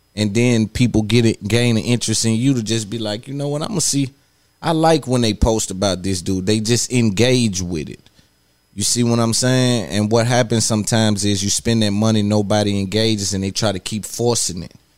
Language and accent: English; Nashville, Tennessee, United States; I come from I come from East Cashville, East Side